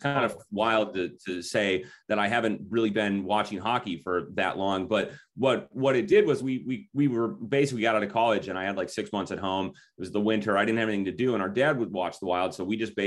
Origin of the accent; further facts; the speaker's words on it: Minneapolis, Minnesota, United States; we're from Minnesota, I live in Minneapolis, grew up in, you know, in the high school system here